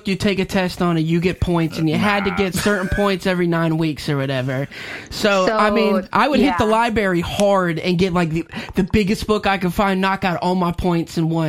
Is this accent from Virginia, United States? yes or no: yes; Chesapeake, Virginia, United States; born or raised there